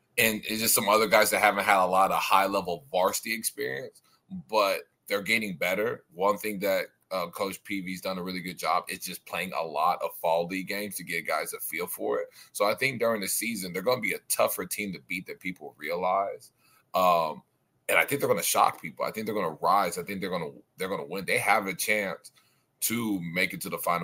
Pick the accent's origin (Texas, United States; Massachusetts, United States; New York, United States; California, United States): Texas, United States; my hometown. Home state.